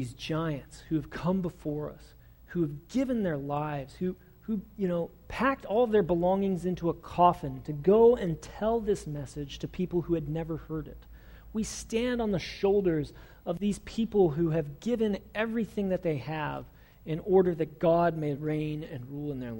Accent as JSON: {"language": "English", "country": "United States", "also_born_or_lived": "Springfield, Missouri"}